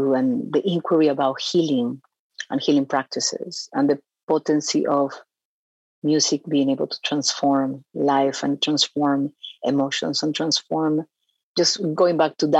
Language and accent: English; Peru; moved away as an adult; now in United States; I was born in Peru. And I've been here since I was 18 years old.